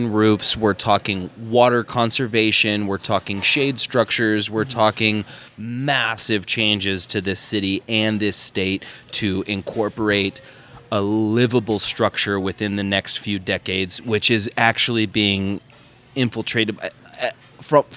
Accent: Phoenix, Arizona, United States; also born or lived in Prescott, Arizona; I was born in Prescott, raised in Phoenix.

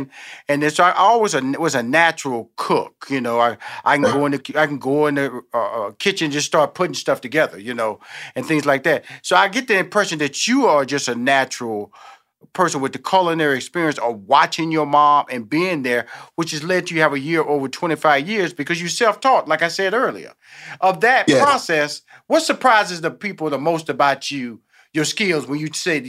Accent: Houston, Texas, United States; born there; now in Atlanta, United States; I'm born in Houston, Texas. Right okay. now, my headquarters is in Atlanta, Georgia. I come from a big family

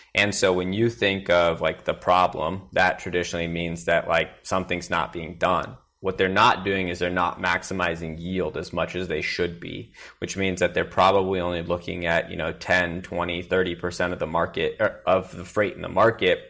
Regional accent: Willamette Valley, Oregon, United States; now in Austin, United States; I grew up in Willamette Valley in Oregon

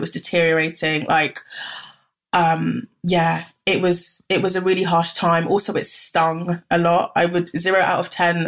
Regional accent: Ghana; I'm from Ghana

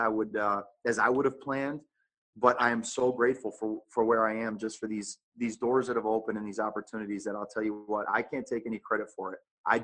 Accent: New England, United States; now in Phoenix, United States; I tell my wife, we're from New England, all of our family.

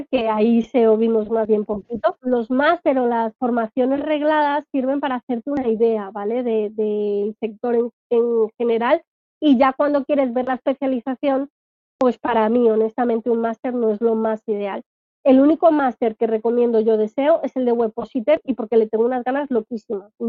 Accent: Alcalá de Henares, Community of Madrid, Spain; Pues la ruta turística de tiendas de Alcalá de Henares, de donde soy yo, y ahí meto mi link.

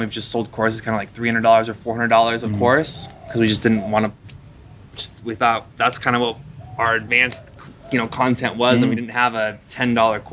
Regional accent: Seattle, Washington, United States; moved away as an adult; also born or lived in China; now in Bali, Indonesia; I'm from Seattle

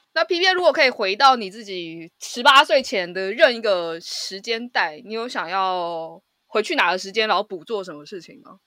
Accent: Taipei, Taiwan; 然后一直都在台北，就是土生土长的天龙人，一直都在台北市

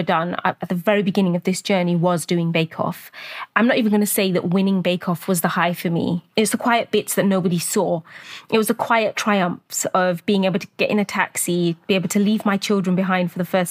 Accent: Luton, East of England, United Kingdom; from Luton.

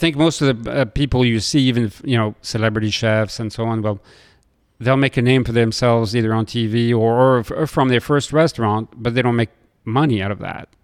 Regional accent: Lille, Hauts-de-France, France; moved away; I grew up in Lille next to Belgium

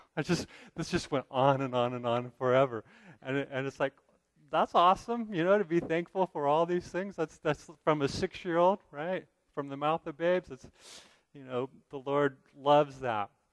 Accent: United States; as American believers

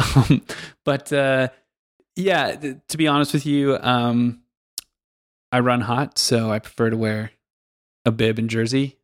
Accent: Pacific Northwest, United States; moved away as an adult; also born or lived in Kansas / Denver; now in Switzerland; I grew up in, originally in the Pacific Northwest in, uh, the United States

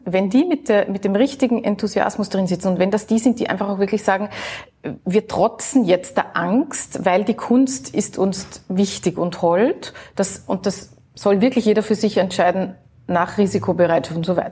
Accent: Vienna, Austria; ich als Wienerin, als Österreicherin

